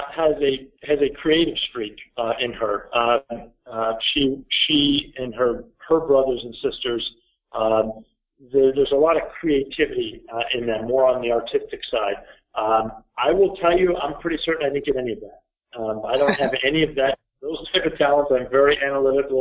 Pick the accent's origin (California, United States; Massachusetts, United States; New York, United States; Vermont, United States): Vermont, United States; Burlington; I grew up here in Burlington, Vermont.